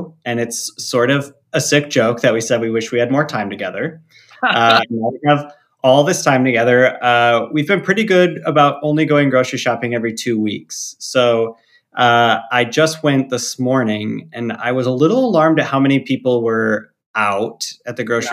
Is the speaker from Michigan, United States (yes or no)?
yes; Traverse City, Michigan, United States; now in South Bend, United States; I grew up in Northern Michigan